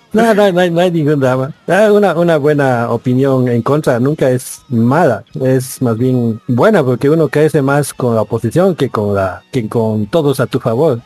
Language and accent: Spanish; Cochabamba, Bolivia; aquí desde Cochabamba, también como este digo o sea, esta vez somos dos cochabambinos, un cruceño